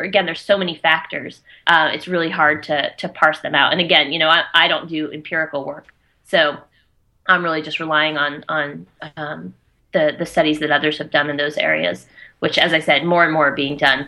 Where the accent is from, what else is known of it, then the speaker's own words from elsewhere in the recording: Atlanta, Georgia, United States; moved away as an adult; now in Maine, United States; growing up in Georgia in suburban Atlanta